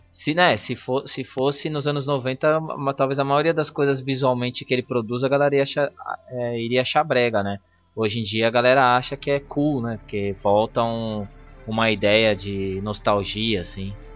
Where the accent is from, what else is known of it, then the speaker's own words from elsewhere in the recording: Brazil; a gente é brasileiro